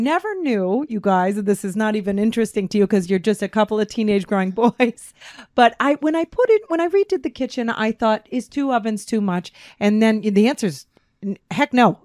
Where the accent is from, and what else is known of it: Chicago, Illinois, United States; born or raised there